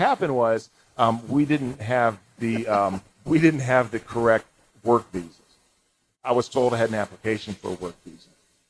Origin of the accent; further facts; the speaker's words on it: Spain; born there; I took some Spanish courses in high school and college. I can't speak a lick of Spanish. It's awful. Yeah. I was born in Spain.